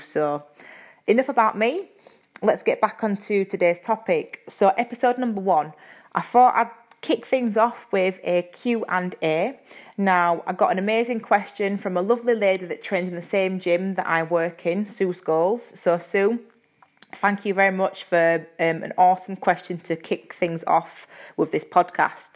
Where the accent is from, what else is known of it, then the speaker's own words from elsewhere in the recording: Yorkshire and the Humber, United Kingdom; accent: Yorkshire; my Yorkshire accent